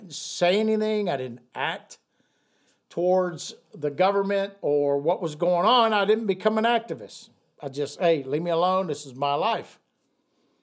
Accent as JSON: {"language": "English", "country": "United States", "said": "I'm an American."}